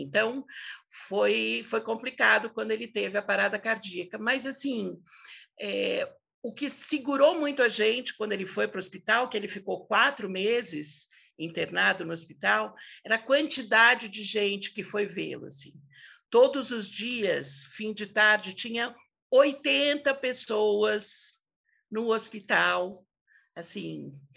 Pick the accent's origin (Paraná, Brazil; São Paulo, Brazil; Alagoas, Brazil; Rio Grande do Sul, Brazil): São Paulo, Brazil; a gente cresceu no Alto de Pinheiro